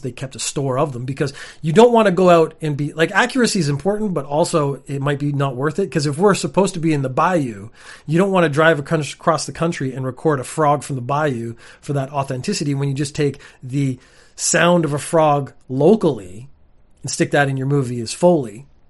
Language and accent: English; Canada; I come from Canada